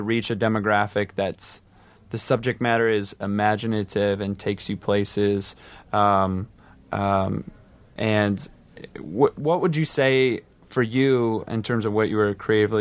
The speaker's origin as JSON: {"language": "English", "region": "Iowa", "country": "United States", "moved": "yes", "said": "I'm from the Midwest too, from Iowa"}